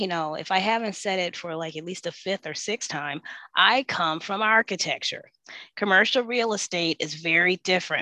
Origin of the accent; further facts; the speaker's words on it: Detroit, Michigan, United States; moved away as an adult; also born or lived in Washington, District of Columbia, United States / Atlanta; I'm from Detroit, but I've lived different parts of the country, you know, DC, Atlanta, you know, here now in the Heights